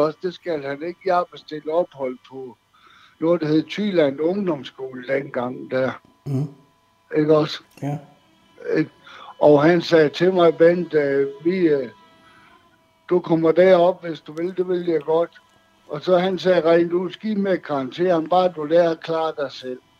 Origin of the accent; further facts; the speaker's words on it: Aalborg, North Denmark Region, Denmark; moved away as an adult; also born or lived in Thy; now in Hanstholm, Denmark; Jeg er barnefødt i Aalborg